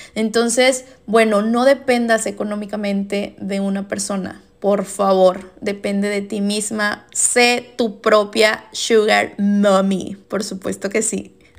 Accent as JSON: {"language": "Spanish", "region": "Veracruz", "country": "Mexico", "moved": "as an adult", "said": "yo soy orgullosamente veracruzana, jarochita, y me regresé a mi bello puerto."}